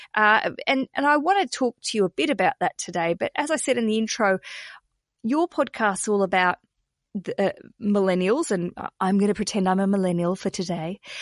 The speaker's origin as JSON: {"language": "English", "country": "Australia", "accent": "Australian", "said": "my Australian accent"}